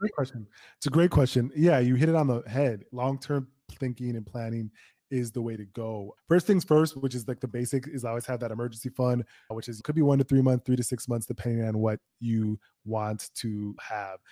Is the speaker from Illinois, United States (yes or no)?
no; Minnesota, United States; My parents came from Nigeria, but I'm born and raised in Minnesota